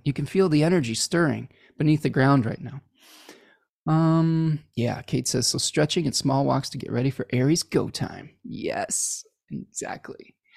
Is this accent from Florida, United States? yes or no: no; Chicago, Illinois, United States; I was born in Chicago, though, so, uh, it's a weird, a weird little quirk that my grandparents are from Milwaukee